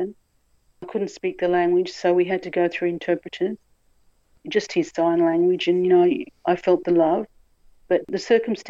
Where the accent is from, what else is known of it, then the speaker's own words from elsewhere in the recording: Australia; also born or lived in Papua New Guinea; we came to Australia. I was raised in Australia, went to wonderful, you know, Catholic schools